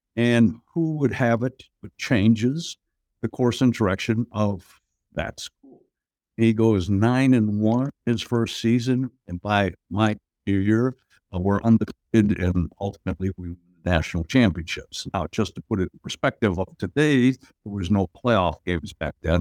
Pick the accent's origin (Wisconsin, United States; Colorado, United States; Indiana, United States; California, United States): Wisconsin, United States; Appleton; moved away as an adult; now in Pittsburgh, United States; I grew up in Appleton, Wisconsin, which is just about thirty miles south of, uh, Green Bay.